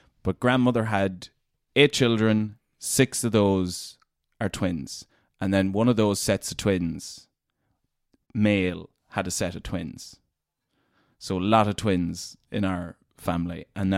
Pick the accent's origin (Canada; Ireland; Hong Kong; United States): Ireland; Glenade, Leitrim, Connacht; In a place called Glen Aid in Leitrim.